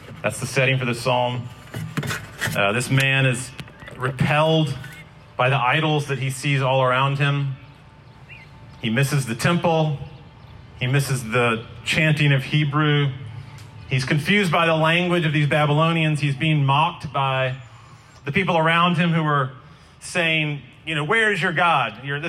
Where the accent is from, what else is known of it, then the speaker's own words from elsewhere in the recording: Glencoe, Scotland, United Kingdom; moved away as an adult; now in Raleigh, United States; In 1994, I moved from Glencoe, Scotland, to Hillsborough Street in Raleigh, to NC State.